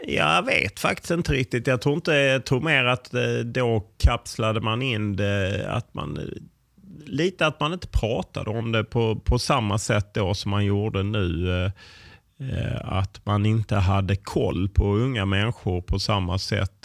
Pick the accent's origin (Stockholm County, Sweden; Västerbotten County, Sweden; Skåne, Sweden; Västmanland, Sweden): Skåne, Sweden; Lund; moved away as an adult; also born or lived in New York, United States / Gothenburg; Jag är uppvuxen på Tuna eh, och, eh, ja, gick på Tunaskolan